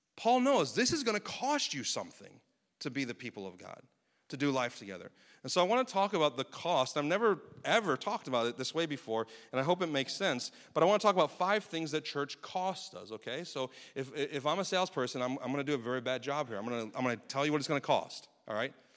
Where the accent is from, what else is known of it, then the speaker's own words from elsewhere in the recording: United States; as American citizens